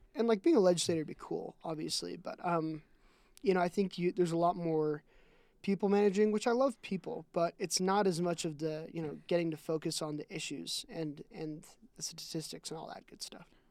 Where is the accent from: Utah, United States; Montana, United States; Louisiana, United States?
Utah, United States; also born or lived in Nebraska / South Dakota / Iowa / Washington; I lived in Nebraska and South Dakota and Iowa for around two years. And I've lived in Washington for about three months and then Utah for the other